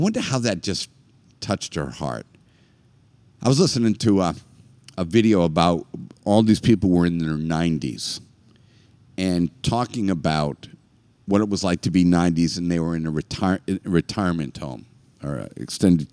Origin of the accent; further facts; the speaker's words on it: Northeast, United States; I am definitely from the Northeast